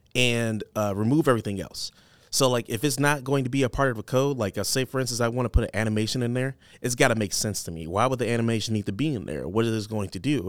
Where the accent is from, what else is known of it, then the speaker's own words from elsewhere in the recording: Detroit, Michigan, United States; now in Cedar Rapids, United States; I'm from Detroit.